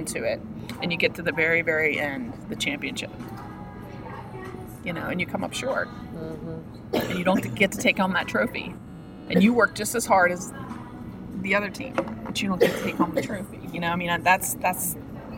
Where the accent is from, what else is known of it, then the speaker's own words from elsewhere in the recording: United States; as an American and as somebody who fought for my country